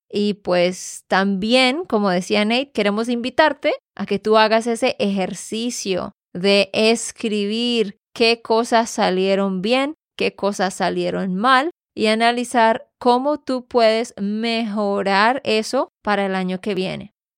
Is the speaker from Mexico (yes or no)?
no; Santander, Colombia; de Santander, Colombia.